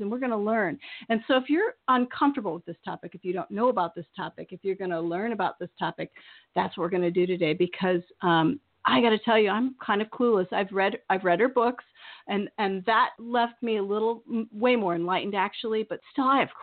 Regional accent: Iowa, United States; moved away as an adult; also born or lived in California; now in Maine, United States; I was raised in the Quad City

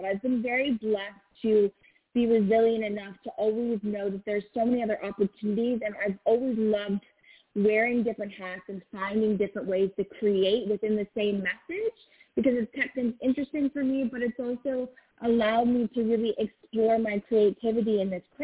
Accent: Los Angeles, California, United States; growing up

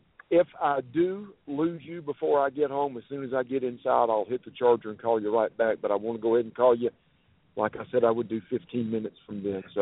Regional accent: Columbia, South Carolina, United States; Well, I'm a South Carolina native. I've been born and raised in Columbia, and the University of South Carolina is in Columbia.

